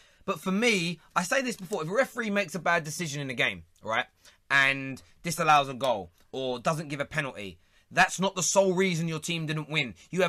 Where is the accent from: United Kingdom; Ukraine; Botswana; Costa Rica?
United Kingdom; England; I've got to become a Liverpool fan because I'm English.